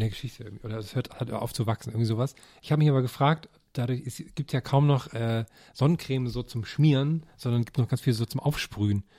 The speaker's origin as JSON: {"language": "German", "region": "Thuringia", "country": "Germany", "moved": "yes", "lives_now": "Berlin, Germany", "said": "Ich komme ja nur aus Thüringen"}